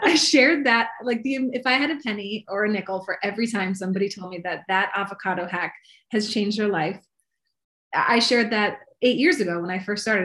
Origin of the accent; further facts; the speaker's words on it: Maryland, United States; moved away as an adult; now in Los Angeles, United States; I'm originally from Maryland, but I have been in Los Angeles for about 16 years now. So almost as long as I was on the East Coast